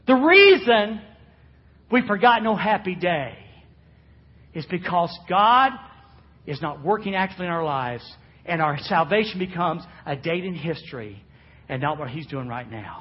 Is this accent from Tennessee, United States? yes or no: no; Florida, United States; I am from Florida